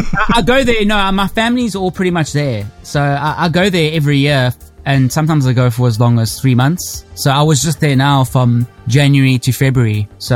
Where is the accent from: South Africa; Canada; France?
South Africa; Durban, KwaZulu-Natal; accent: South African; moved away as an adult; now in United Kingdom; I'm actually from Durban, which is a different state or province.